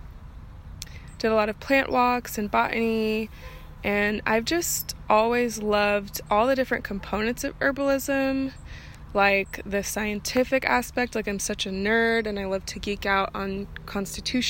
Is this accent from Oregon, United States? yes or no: yes; outside of Portland, Oregon, United States; I grew up outside of Portland, Oregon, in the Pacific Northwest